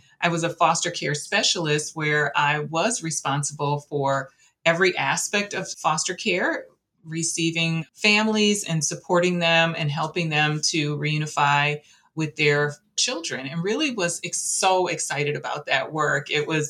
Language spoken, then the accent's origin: English; Flint, Michigan, United States; moved away as an adult; also born or lived in Washtenaw County, Michigan; I grew up in the Flint area